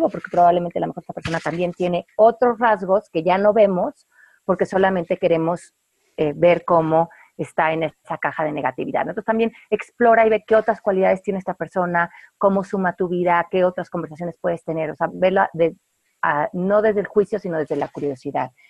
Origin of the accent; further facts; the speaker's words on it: Mexico; es que como yo soy mexicana, pues yo no puedo esto.